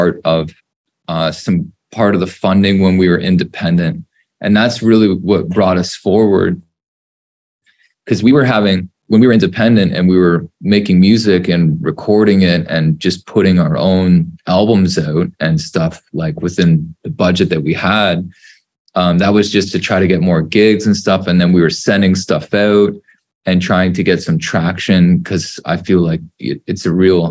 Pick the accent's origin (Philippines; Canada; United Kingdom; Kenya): Canada; being Canadian